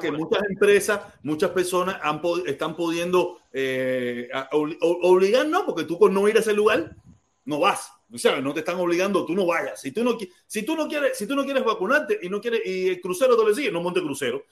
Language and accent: Spanish; Cuba; now in United States; Donde único nosotros somos naturales es en, nuestro país. ¿Y cuál es nuestro país? Cuba